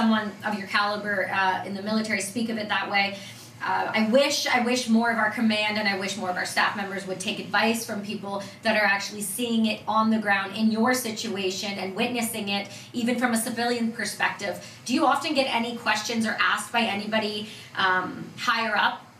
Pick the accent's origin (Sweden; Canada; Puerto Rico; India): Canada; I'm Canadian